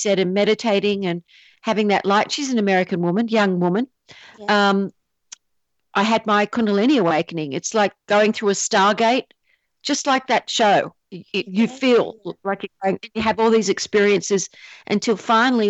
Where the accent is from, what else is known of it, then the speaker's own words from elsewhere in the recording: Australia; also born or lived in Asia; now in San Diego County, United States; I'm Australian